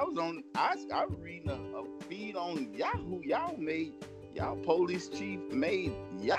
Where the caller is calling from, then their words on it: Moss Point, Mississippi, United States; And I'm calling from the Gulf Coast of Mississippi, the best coast, from Moss Point, Mississippi.